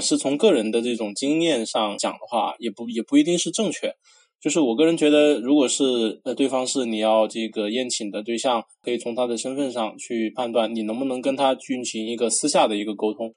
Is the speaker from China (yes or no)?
yes; Sichuan-Chongqing, China; 咱们川渝这边儿